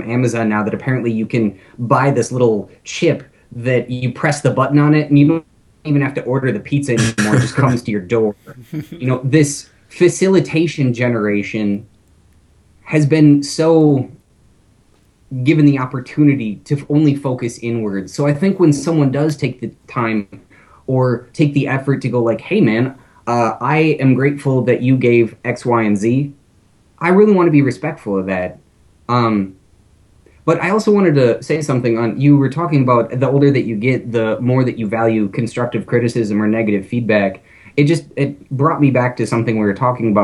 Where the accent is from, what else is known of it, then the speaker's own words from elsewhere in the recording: Minnesota, United States; I'm from Minnesota